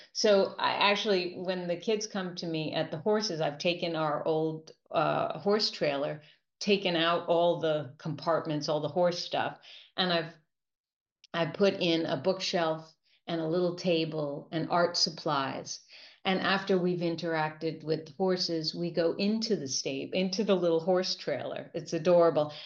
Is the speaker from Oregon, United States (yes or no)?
no; New York, United States; I'm a New Yorker